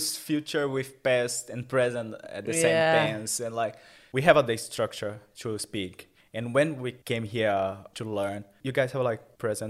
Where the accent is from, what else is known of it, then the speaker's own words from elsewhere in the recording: Franca, São Paulo, Brazil; English is a second language; moved away as an adult; now in Sunshine Coast, Australia; Hi, I'm from Brazil, a small town called Franca. 300,000 inhabitants there.